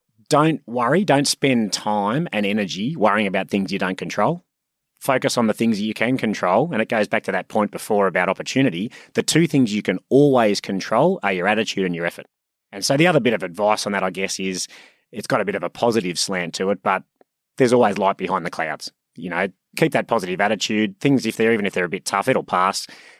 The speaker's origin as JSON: {"language": "English", "town": "Sydney", "region": "New South Wales", "country": "Australia", "tie": "born or raised there", "said": "Grew up in Sydney, born and raised in Sydney. Awesome childhood, great family. One of four boys."}